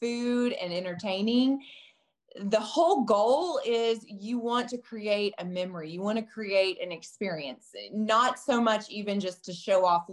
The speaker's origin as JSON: {"language": "English", "region": "Texas", "country": "United States", "tie": "born or raised there", "moved": "yes", "said": "I'm from Texas originally."}